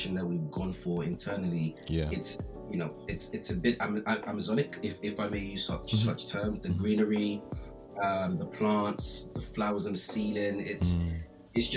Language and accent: English; London, United Kingdom; I grew up in Brixton